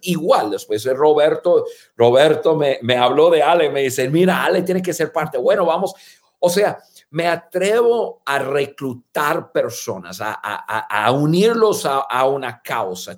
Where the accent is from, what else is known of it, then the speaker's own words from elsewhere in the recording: United States; first language English; Spanish is a second language; moved away as an adult; also born or lived in Guadalajara, Mexico / Durango, Mexico; now in Mexico; en un idioma que no es nuestro idioma nativo, y, y que tú y yo nos sentimos más en casa, estando en cualquier país de habla hispana, que estar en, en nuestro país de, de, hablar inglés en Estados Unidos